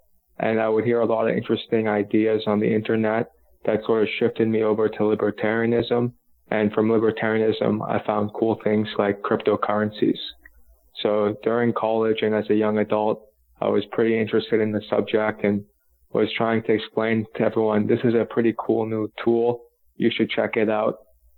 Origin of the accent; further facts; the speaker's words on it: Cambridge, Massachusetts, United States; So I'm from Cambridge, Massachusetts, a progressive heartland in the U.S., and I was lucky to grow up from a liberal background